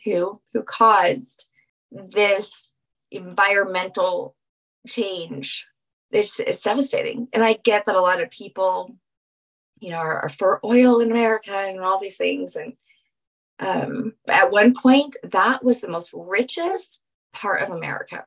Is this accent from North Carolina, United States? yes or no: no; New Orleans, Louisiana, United States; being from New Orleans